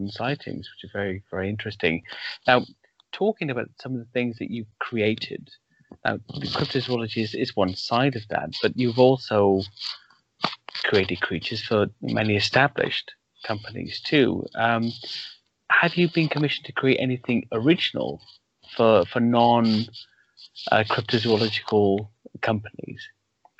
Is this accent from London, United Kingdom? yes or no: no; Wales, United Kingdom; coming from this part of the world, growing up in Wales